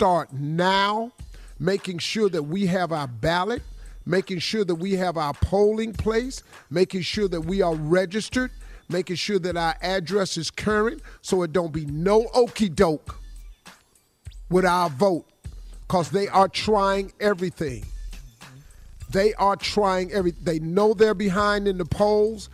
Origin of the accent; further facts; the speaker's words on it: Cleveland, Ohio, United States; I'm from Cleveland